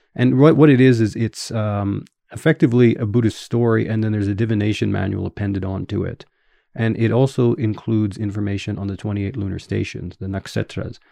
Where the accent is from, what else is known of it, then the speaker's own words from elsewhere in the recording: Winnipeg, Manitoba, Canada; accent: Canadian English; first language English; moved away as an adult; also born or lived in Edmonton, Canada / Tokyo, Japan; I'm originally from a city called Winnipeg, which is north of North Dakota